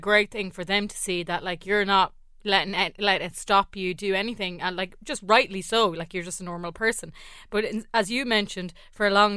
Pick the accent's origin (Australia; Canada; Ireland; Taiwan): Ireland; growing up in Ireland, full stop